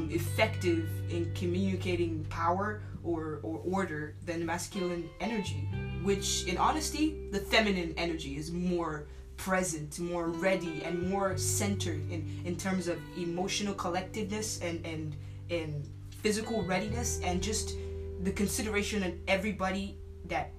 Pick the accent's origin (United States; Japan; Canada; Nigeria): Nigeria; Port Harcourt, Rivers State; moved away; also born or lived in Lagos, Nigeria; I grew up in West Africa, Port Harcourt. We moved from Lagos to Port Harcourt